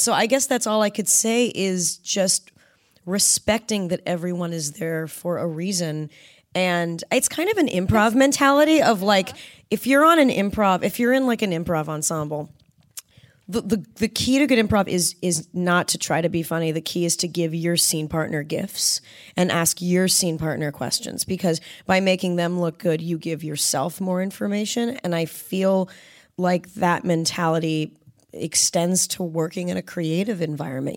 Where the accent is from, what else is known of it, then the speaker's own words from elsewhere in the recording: Southern California, United States; growing up in Southern California